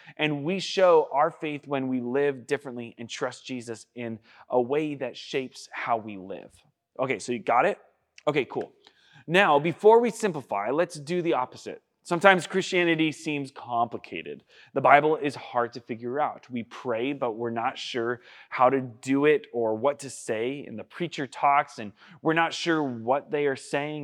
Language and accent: English; United States; I'm from Washington